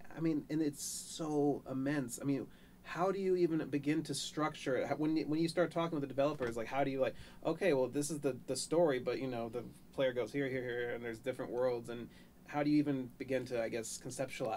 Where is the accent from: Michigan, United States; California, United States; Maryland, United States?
Maryland, United States; now in Los Angeles, United States; I was born in Maryland